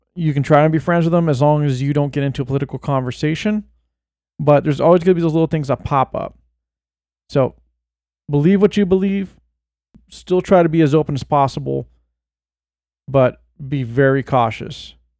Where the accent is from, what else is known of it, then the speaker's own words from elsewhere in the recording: Bay Area, California, United States; moved away; I was born in the Bay and moved away